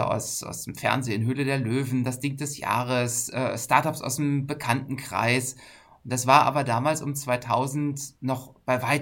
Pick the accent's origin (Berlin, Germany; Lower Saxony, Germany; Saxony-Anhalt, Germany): Berlin, Germany; also born or lived in North Rhine-Westphalia / Hamburg; ich äh, komme aus dem, äh, aus dem schönen Berlin. Ich bin Berliner. Das hört man mir jetzt vielleicht nicht an aber ich könnte auch Berliner wenn ich will. Äh, habe aber sehr lange äh, in der ganzen Republik gelebt und gearbeitet, in Nordrhein-Westfalen.